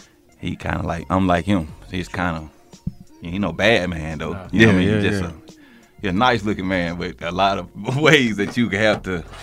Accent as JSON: {"language": "English", "town": "Covington", "region": "Georgia", "country": "United States", "tie": "born or raised there", "also_born_or_lived": "Harvey, Illinois", "said": "I'm from Covington, Georgia. I was born in, you know, Harvey, Illinois, in Chicago."}